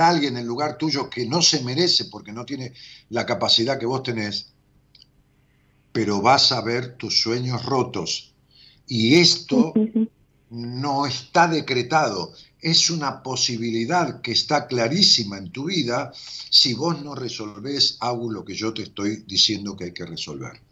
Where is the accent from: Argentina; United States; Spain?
Argentina; de allá de mi pueblo